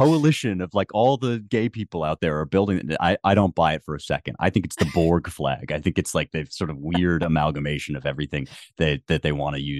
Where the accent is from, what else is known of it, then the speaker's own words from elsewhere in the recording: United States; when it comes to politics, I am an American.